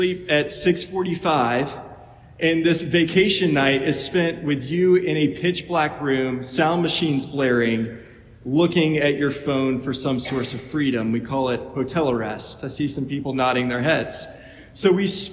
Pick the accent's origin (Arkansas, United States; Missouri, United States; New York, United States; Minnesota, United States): Arkansas, United States; Little Rock; moved away as an adult; the first 18 years of my life growing up in Little Rock, Arkansas